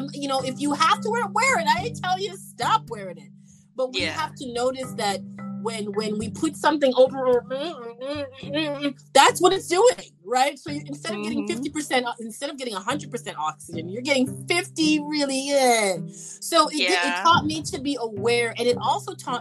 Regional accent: Canada; And I'm from Canada

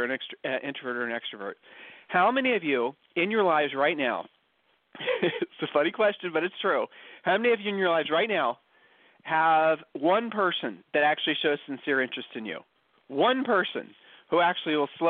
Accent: Ohio, United States; accent: Ohio accent; moved away as an adult; now in Texas, United States; we're originally from Ohio

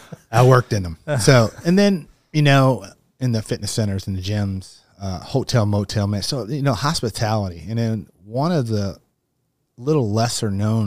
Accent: Kentucky, United States; Well, as I said, I grew up in Kentucky. My parents were both teachers.

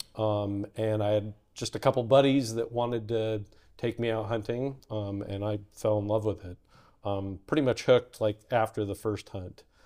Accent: Western Washington, United States; moved away as an adult; also born or lived in Alaska; I grew up in Western Washington, Pacific Northwest

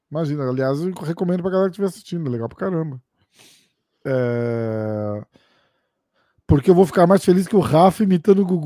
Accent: São Paulo, Brazil; Eu sou do estado de São Paulo.

